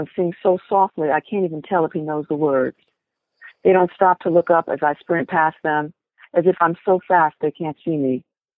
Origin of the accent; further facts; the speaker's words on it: Providence, Rhode Island, United States; I grew up in Providence, and I had left and then moved back there